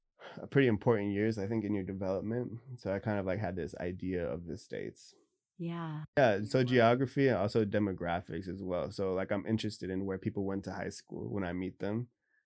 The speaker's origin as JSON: {"language": "English", "region": "Bavaria", "country": "Germany", "tie": "born there", "also_born_or_lived": "Tacoma, United States", "said": "So I was born in Germany till three, and then however many years until nine."}